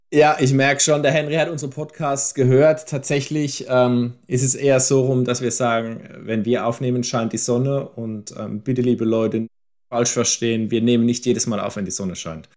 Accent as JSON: {"language": "German", "town": "Landau", "region": "Rhineland-Palatinate", "country": "Germany", "tie": "born or raised there", "said": "ich bin ja der einzige gebürtige Landauer von uns dreien hier"}